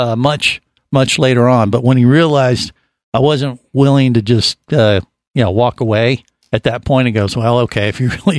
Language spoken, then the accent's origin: English; Cincinnati, Ohio, United States; when I was growing up in Cincinnati